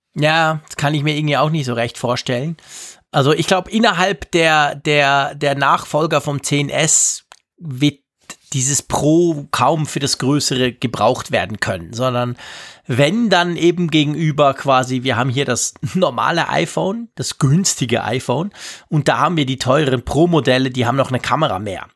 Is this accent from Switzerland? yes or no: yes; Switzerland; bei uns in der Schweiz